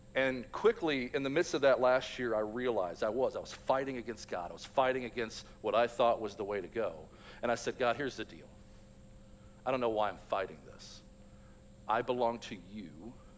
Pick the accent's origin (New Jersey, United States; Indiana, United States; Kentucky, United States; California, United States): Kentucky, United States; Louisville; I grew up in Louisville, Kentucky